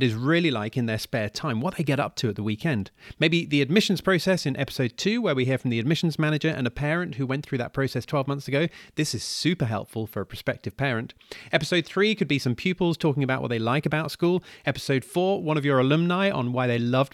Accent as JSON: {"language": "English", "country": "United Kingdom", "tie": "born or raised there", "moved": "as an adult", "said": "I'm living outside the UK now"}